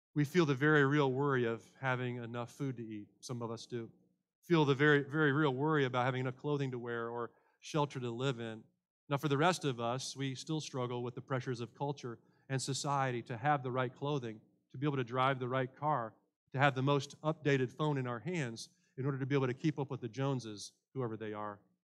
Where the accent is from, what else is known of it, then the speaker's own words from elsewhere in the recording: United States; as an American